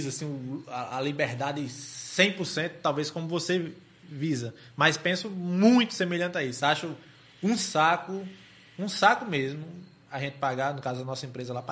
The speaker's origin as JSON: {"language": "Portuguese", "area": "the Northeast", "region": "Northeast Brazil", "country": "Brazil", "said": "a gente aqui do Nordeste."}